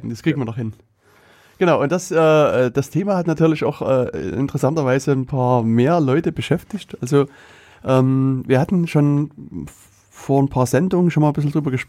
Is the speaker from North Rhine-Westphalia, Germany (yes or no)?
no; Saxony, Germany; accent: Saxon; dass ich äh, kein Thüringer Dialekt habe, sondern